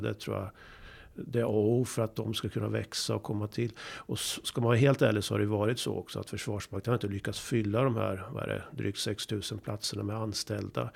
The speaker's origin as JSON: {"language": "Swedish", "country": "Sweden", "said": "som svensk och i Sverige"}